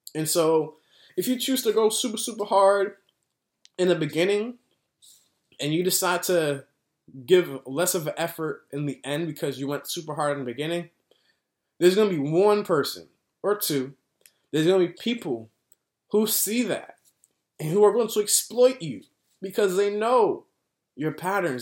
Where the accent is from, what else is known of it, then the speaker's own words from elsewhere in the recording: United States; as an American